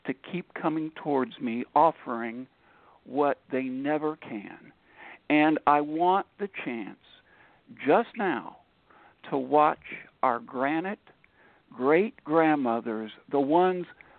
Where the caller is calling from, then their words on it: Upper Marlboro, Maryland, United States; I'm calling in from Upper Marlboro, Maryland, which is about 15, 20 miles out of Washington, D.C.